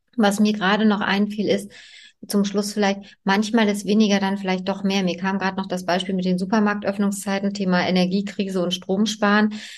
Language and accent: German; East Germany, Germany; ich bin ja in der DDR groß geworden